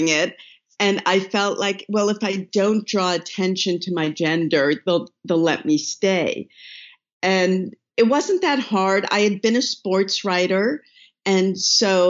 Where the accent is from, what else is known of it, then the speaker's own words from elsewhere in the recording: East Coast, United States; I grew up on the East Coast